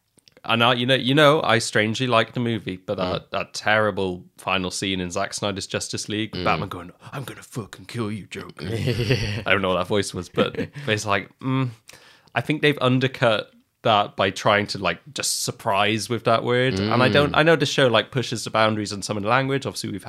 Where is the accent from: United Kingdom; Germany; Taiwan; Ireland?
Ireland; I'm Irish. I'm allowed. It's my birthright.